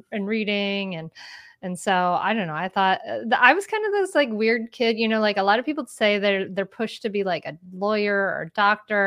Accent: Bristol, Rhode Island, United States; also born or lived in Northern Delaware; now in Delaware, United States; I grew up in Bristol, the home of the really big 4th of July parade

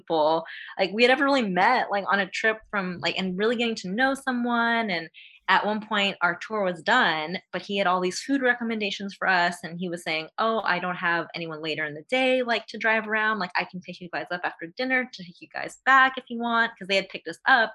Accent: United States; as an American

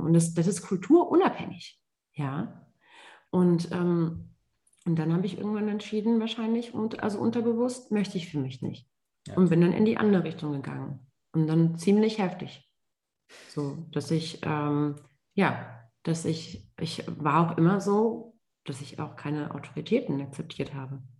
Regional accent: Germany; ich ähm, gebürtige Deutsche bin, allerdings Wurzeln in Marokko und Tunesien habe

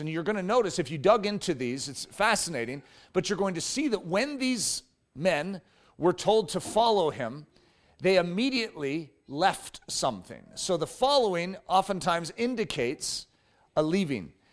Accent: United States; We as, especially North American Christians

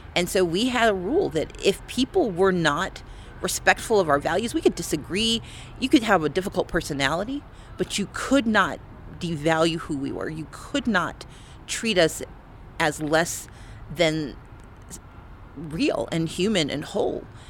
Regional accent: United States; also born or lived in Georgia; I am an American

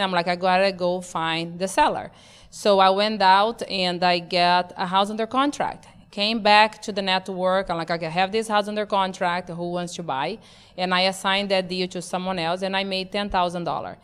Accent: Brazil; moved away; born and raised in Brazil, not just Brazil, because they're like, wow, Brazil, yes. My Brazil was in the Amazon

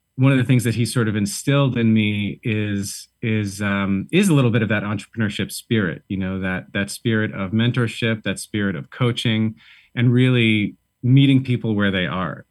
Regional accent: Boston, Massachusetts, United States; moved away as an adult; also born or lived in San Francisco / Brooklyn / upstate New York; now in New York, United States; I'm from Boston originally

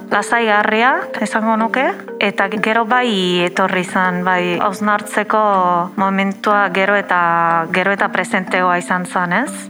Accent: Italy; moved away; ni berez jatorriz italiarra naiz

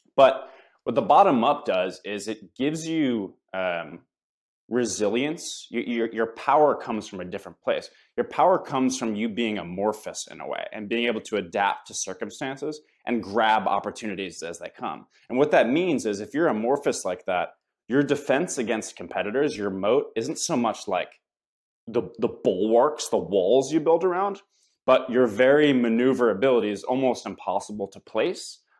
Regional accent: United States; as an American

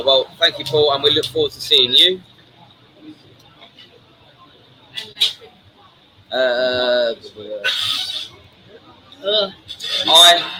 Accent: Brighton, South East England, United Kingdom; now in Pattaya, Thailand; I am from Brighton

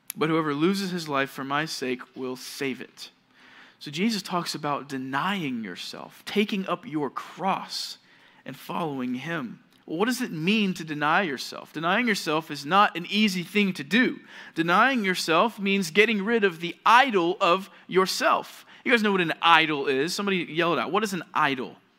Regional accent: Georgia, United States; moved away as an adult; now in California, United States; I'm from Georgia

